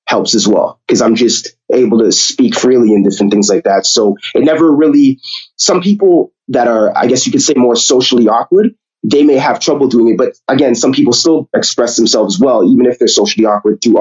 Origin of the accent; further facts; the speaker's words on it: Toronto, Ontario, Canada; growing up in Toronto, to be honest with you, it's really, I would say it's, you know, it's always, again, good experience, great upbringing